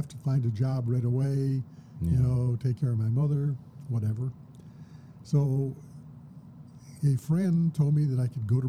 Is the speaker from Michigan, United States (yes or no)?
yes; Flint, Michigan, United States; born and raised in Flint, mm-hmm. born back in 47, and had the good fortune to grow up during the era of the portable transistor radio.